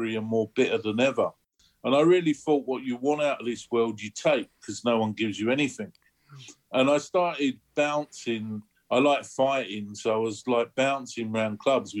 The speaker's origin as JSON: {"language": "English", "region": "London", "country": "United Kingdom", "tie": "born or raised there", "said": "I was born in the East End of London"}